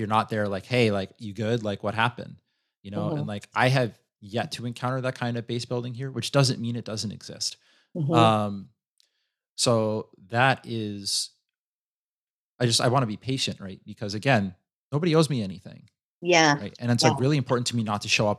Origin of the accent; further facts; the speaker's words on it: New York City, New York, United States; moved away; I grew up in New York City